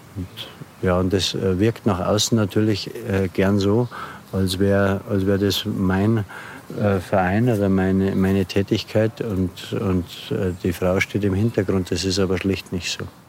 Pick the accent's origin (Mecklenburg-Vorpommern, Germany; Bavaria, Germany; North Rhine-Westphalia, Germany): Bavaria, Germany; Lower; now in Regensburg, Germany; geboren hier in der Nähe am Land in Niederbayern. Seit äh, etwa 15 Jahren Wahlregensburger